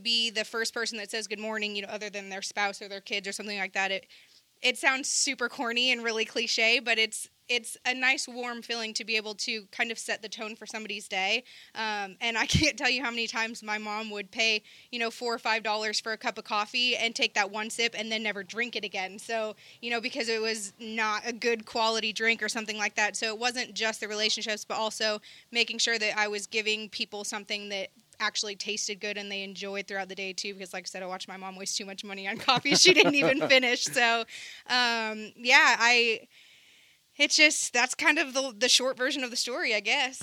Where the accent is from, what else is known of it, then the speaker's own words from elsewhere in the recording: Seattle, Washington, United States; moved away; even though I'm from Seattle, I'm from the suburbs